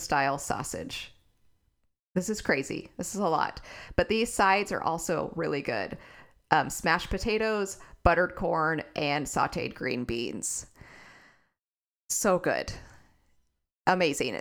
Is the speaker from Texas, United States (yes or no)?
yes; Texas, United States; I'm a Texan